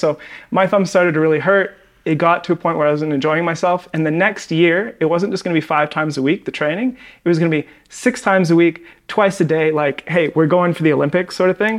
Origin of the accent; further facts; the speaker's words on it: Victoria, British Columbia, Canada; moved away as an adult; also born or lived in Vancouver; now in Medellin, Colombia; I'm actually from Victoria, Canada, and then moved